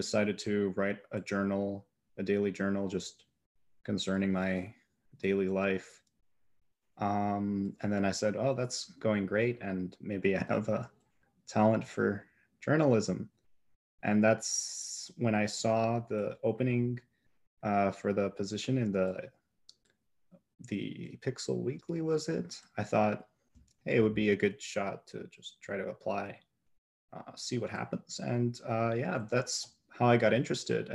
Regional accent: Milwaukee, Wisconsin, United States; now in central Wisconsin, United States; I live in central Wisconsin. Originally, I was born in Milwaukee

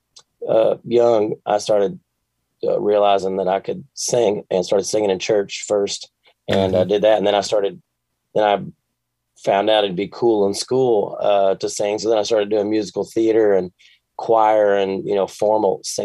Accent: Bowling Green, Kentucky, United States; I grew up in Bowling Green, Kentucky

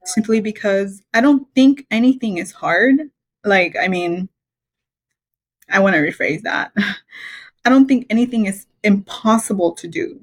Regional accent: Belize; moved away; I was born in Belize. It's a small little country in Central America

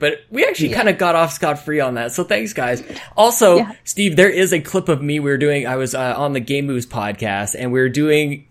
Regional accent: Canada

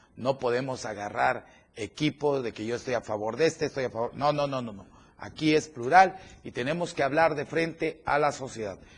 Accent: Chiapas, Mexico; como chiapaneco y como mexicano

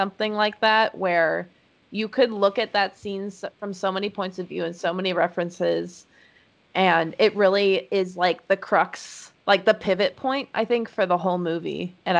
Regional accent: Illinois, United States; now in Los Angeles, United States; I remember when I first came out here, I'm coming from Illinois, which is all fucking flatland and corn.

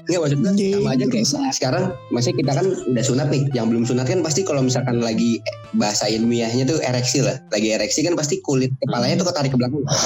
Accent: Cirebon, West Java, Indonesia; gue masih di Cirebon kan kampung halaman gue ini

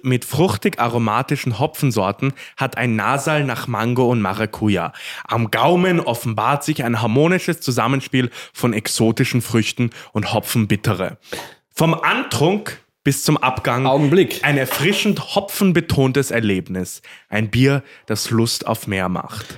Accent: Korneuburg, Lower Austria, Austria; Ich bin ja, ich bin ja waschechter Korneuburger

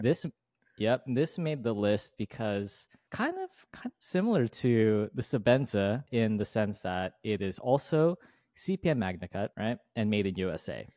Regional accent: United States; as an American

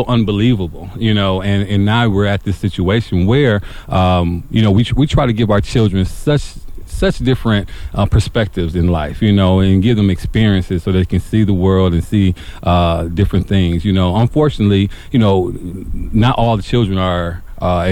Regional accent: Milwaukee, Wisconsin, United States; I grew up in Milwaukee

